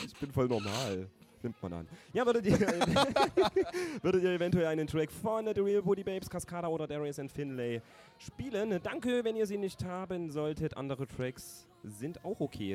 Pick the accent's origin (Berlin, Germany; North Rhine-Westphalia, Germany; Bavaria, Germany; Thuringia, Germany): Thuringia, Germany; ein Thüringer